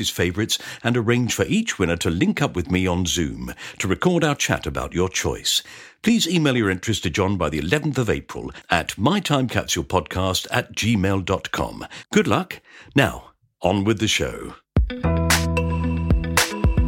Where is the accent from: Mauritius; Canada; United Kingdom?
United Kingdom; being British